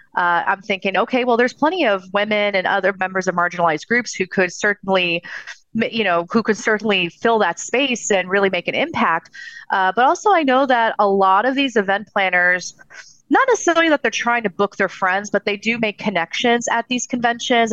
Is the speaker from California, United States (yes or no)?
yes; Southern California, United States; I'm originally from Southern California